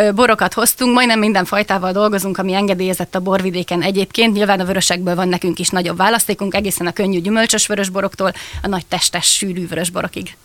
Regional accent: Szentes, Csongrád-Csanád, Hungary; now in Villány, Hungary; én szentesen születtem, és én picit haza is jövök ilyenkor

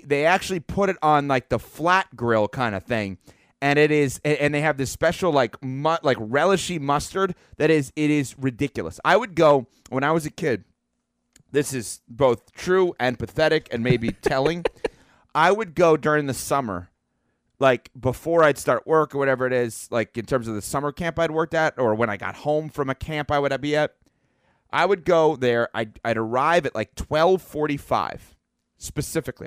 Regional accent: New York, United States; when I was growing up in New York

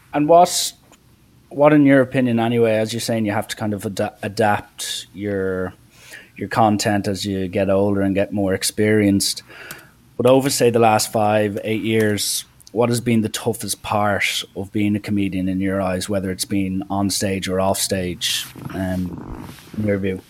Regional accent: Ireland; I'm Irish.

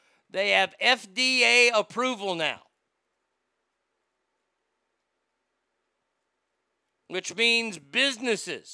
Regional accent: Garland, Texas, United States; he lives in Garland, and he lives in my hometown

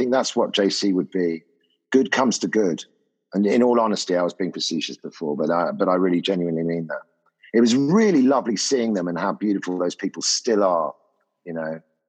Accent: Ibiza, Balearic Islands, Spain; Because I grew up in Ibiza in the 60s and stuff like that.

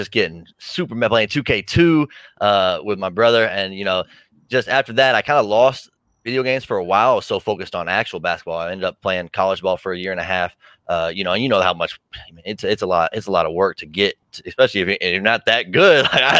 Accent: Indianapolis, Indiana, United States; I'm from Indy

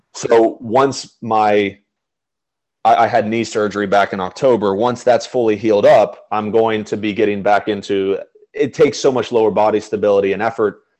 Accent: Chambersburg, Pennsylvania, United States; moved away; I was living in my hometown of Chambersburg

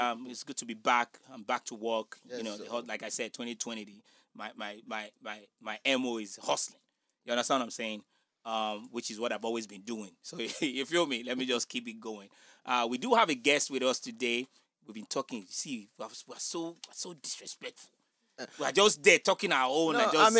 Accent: Nigeria; accent: Nigerian; now in United States; my Nigerian accent.

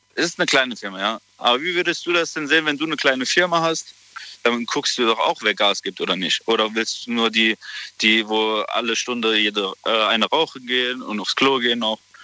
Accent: Saarbrücken, Saarland, Germany; ich bin aus Saarbrücken

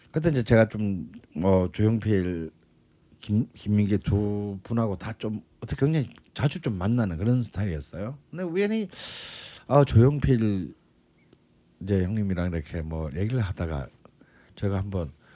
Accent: South Gyeongsang, South Korea; 그리고 같은 또 경남 출신이야.

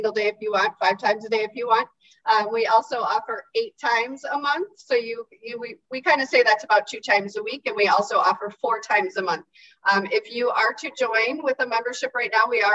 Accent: St. Charles, Illinois, United States; also born or lived in Chicago / Geneva, Illinois; I grew up out here. I grew up in the St. Charles area.

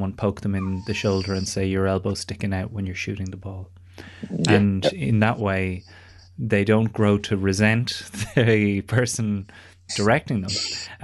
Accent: Ireland; I grew up in Ireland

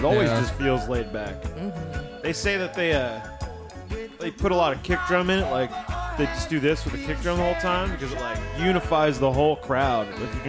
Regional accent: United States; I'm an American with bad teeth.

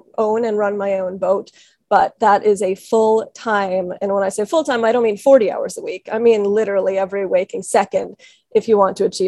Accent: Washington, District of Columbia, United States; moved away as an adult; also born or lived in Chile; I grew up in Washington, D.C.

